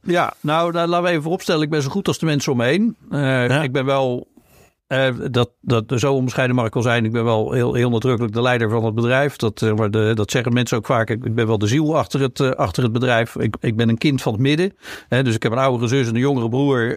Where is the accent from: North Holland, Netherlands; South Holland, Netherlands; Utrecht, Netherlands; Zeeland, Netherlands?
South Holland, Netherlands; Rotterdam; ik ben een Rotterdammer